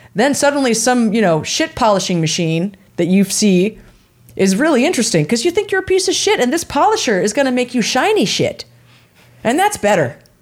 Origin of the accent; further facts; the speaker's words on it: San Francisco, California, United States; growing up in the Bay Area and in San Francisco